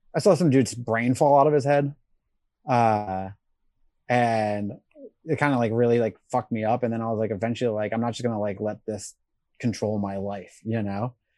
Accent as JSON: {"language": "English", "region": "Rhode Island", "country": "United States", "tie": "born or raised there", "also_born_or_lived": "South Carolina", "moved": "as an adult", "said": "I grew up in Rhode Island"}